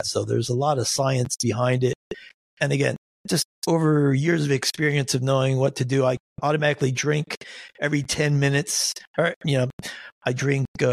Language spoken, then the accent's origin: English; Nazareth, Pennsylvania, United States; That's where I grew up. I grew up in the Poconos